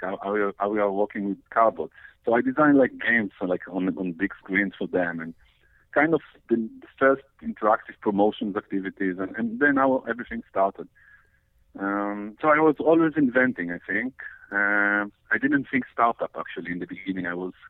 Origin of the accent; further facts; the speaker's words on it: Israel; English is a second language; Yeah, I was.